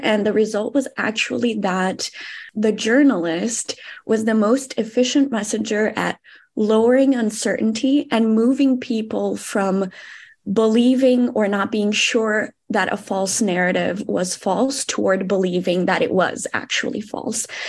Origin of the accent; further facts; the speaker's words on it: Brazil; I'm also from Brazil